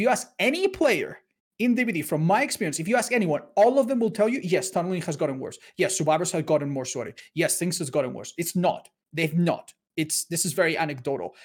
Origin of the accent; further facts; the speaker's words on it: Spain; I'm from Spain